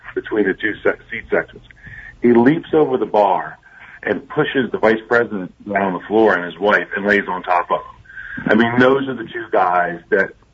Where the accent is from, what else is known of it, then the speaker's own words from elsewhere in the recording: Ridley Park, Pennsylvania, United States; I'm a kid from Ridley Park, Pennsylvania, you know, right outside of Philadelphia